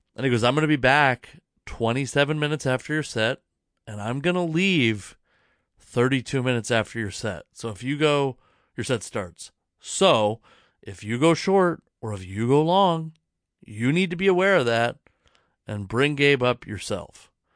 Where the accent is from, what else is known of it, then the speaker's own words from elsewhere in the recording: Federal Way, Washington, United States; also born or lived in Fife, Washington / Edgewood, Washington / Auburn, Washington / Kent, Washington; now in Tacoma, United States; I grew up, I was born in Federal Way, Washington. I lived in, uh, Fife, Washington for a long time, then Edgewood, Washington